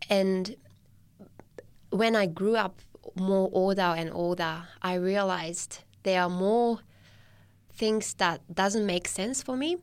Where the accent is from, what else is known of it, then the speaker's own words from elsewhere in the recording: Tochigi, Japan; English is a second language; moved away as an adult; now in Newcastle, Australia; I was born in Tochigi, which is three hours north from Tokyo.